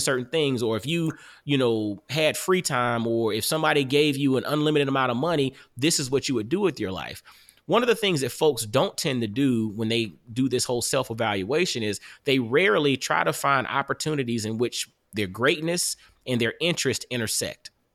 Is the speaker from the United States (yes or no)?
yes; Augusta, Georgia, United States; now in Knoxville, United States; I'm from Augusta, Georgia